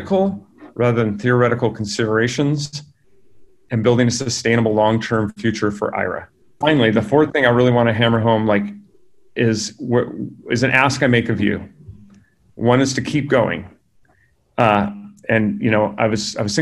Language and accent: English; California, United States; also born or lived in San Diego; I grew up in California with working parents